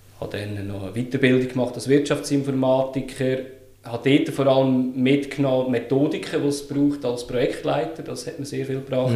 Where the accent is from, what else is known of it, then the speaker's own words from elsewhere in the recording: Lucerne, Switzerland; Ich bin geboren und aufgewachsen in Luzern, bin 35